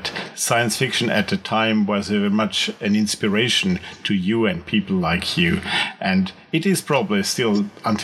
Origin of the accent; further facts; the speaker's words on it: Austria; also born or lived in Switzerland; I'm from Austria. I was born in Switzerland